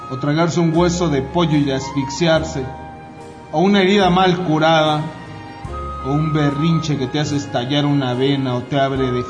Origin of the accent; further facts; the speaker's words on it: Mexico; born there; yo no tengo la culpa de que he nacido en México, ¿no?